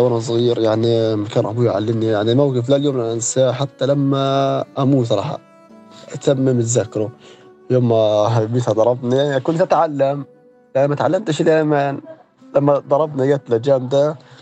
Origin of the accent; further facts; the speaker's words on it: Gaza, Gaza Strip, Palestine; انولدت في غزة